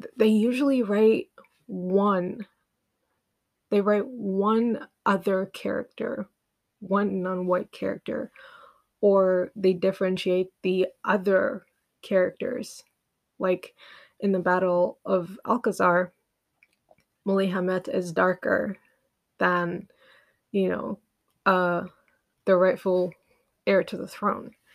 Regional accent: Uganda; I grew up in Uganda

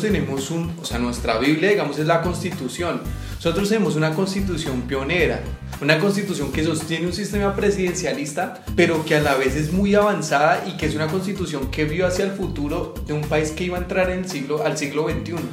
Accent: Colombia; nosotros como colombianos

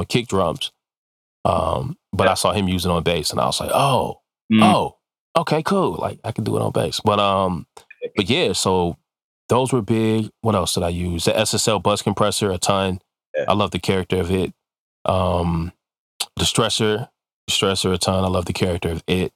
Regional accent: Detroit, Michigan, United States; I'm from Detroit. Like, you know, I was born in Detroit

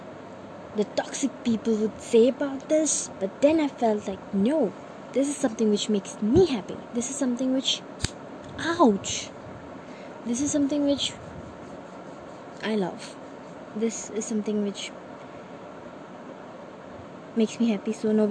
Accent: Namsai, Arunachal Pradesh, India; I am from Namsai, Arunachal Pradesh

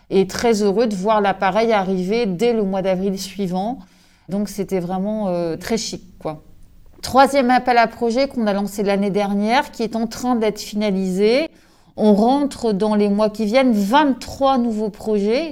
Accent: Brittany, France; also born or lived in Corsica; je suis bretonne, je suis née ici, je vis ici.

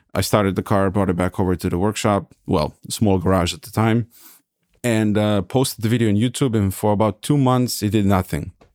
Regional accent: Serbia; moved away as an adult; also born or lived in California, United States / Hesse, Germany; now in Germany; I was born and raised in Serbia. I graduated in IT in Belgrade

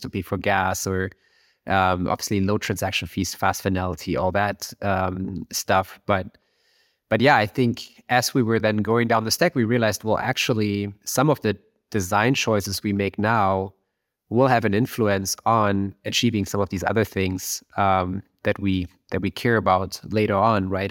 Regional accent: Germany; moved away as an adult; now in Silicon Valley, United States; I, I'm from Germany. I'm, you know, grew up near Berlin

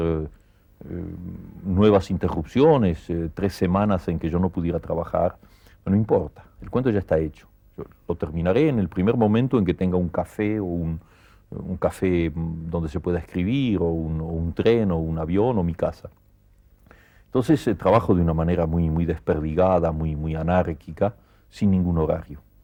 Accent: Argentina; moved away as an adult; also born or lived in Barcelona, Spain; now in Paris, France; estoy muy contento de ser argentino

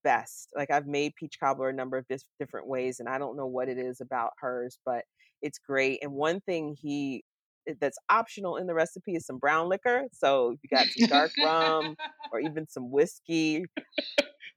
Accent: Florida, United States; moved away as an adult; now in Pittsburgh, United States; growing up in Florida, in the South, here in the U.S. I live in Pittsburgh, Pennsylvania now, so I haven't lived in the South since 1989, when I left to go to college

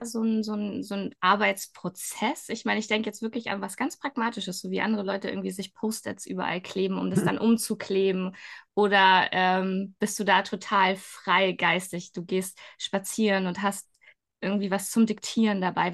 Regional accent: Schleswig, Schleswig-Holstein, Germany; ich bin selbst ja in Schleswig aufgewachsen

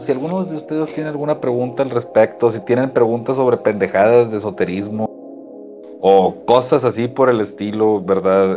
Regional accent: Mexico; also born or lived in Apodaca, Nuevo León; nosotros como mexicanos

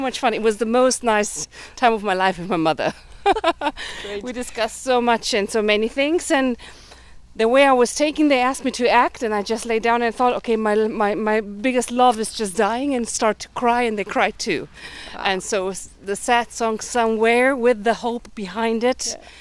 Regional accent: Germany; I grew up in Germany, having parents coming from Budapest

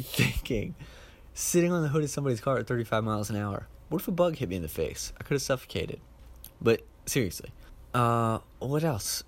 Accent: Ohio, United States; I grew up in Ohio

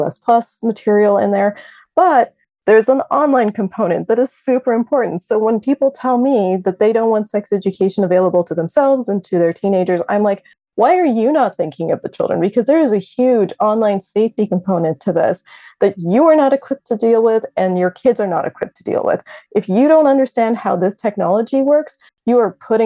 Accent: Canada; as a Canadian

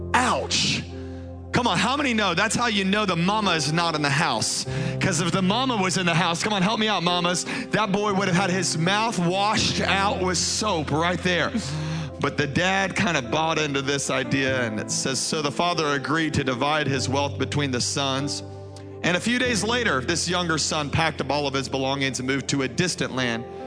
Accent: Baton Rouge, Louisiana, United States; moved away; I was raised in Baton Rouge, Louisiana

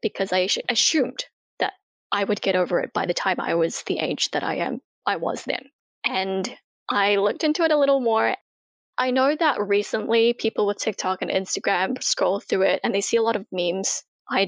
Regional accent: Auckland, New Zealand; also born or lived in Jakarta, Indonesia; I was born in Indonesia, as I mentioned, but yeah, pretty much raised in New Zealand

